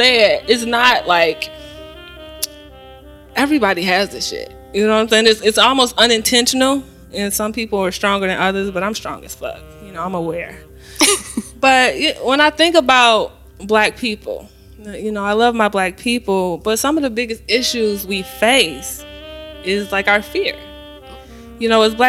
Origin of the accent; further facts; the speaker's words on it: Chicago, Illinois, United States; I'm repping the Shy